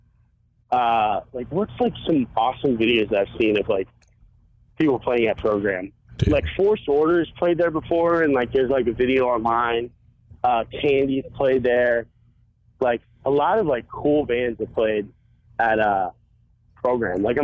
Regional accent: North Carolina, United States; I was born in North Carolina, like right across the bridge from like Atlantic Beach

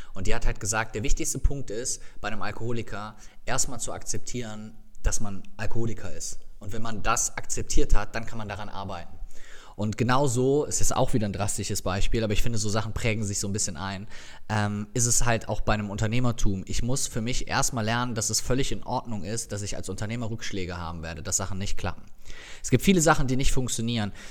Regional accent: Viersen, North Rhine-Westphalia, Germany; die Polizei meiner Heimatstadt

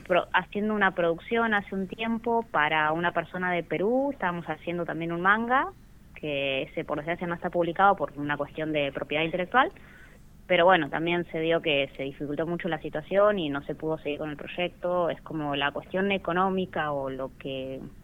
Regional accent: Rawson, Chubut, Argentina; yo soy de Rawson

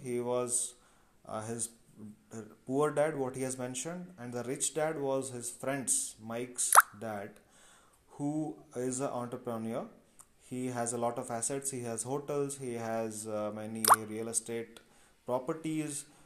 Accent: Cuttack district, Odisha, India; also born or lived in Bangalore; I hail from Odisha, from the district of Cuttack

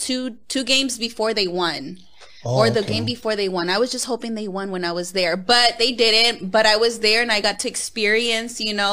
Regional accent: Los Angeles, California, United States; I grew up in South Central LA in the Crenshaw District

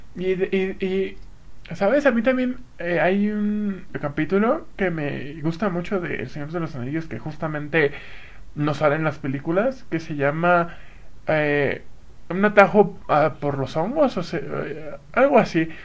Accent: Acapulco, Guerrero, Mexico; now in Toluca, Mexico; ya me habré ido a mi pueblo, a mi rancho

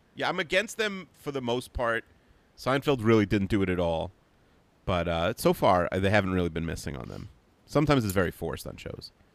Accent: United States; moved away as an adult; I grew up in America

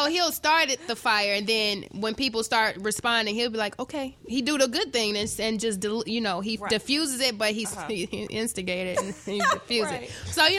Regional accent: Chicago, Illinois, United States; I'm from Chicago

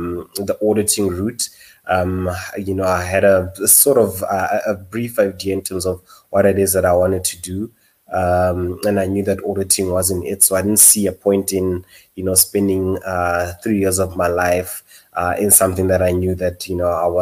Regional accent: Potchefstroom, North West, South Africa; moved away as an adult; also born or lived in Rustenburg / Johannesburg; born in Rustenburg, but my parents sent me off very, very early on, to Potchefstroom, where I spent the next 12 years in terms of my schooling, attended Potch Boys

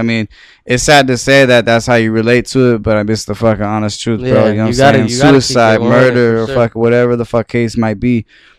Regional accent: Norwalk, United States; I grew up in Norwalk 26 years, dog.

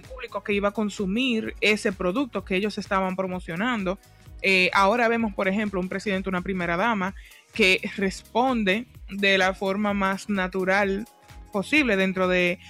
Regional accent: Dominican Republic; nuestra forma de comunicarnos en el día a día como dominicanos

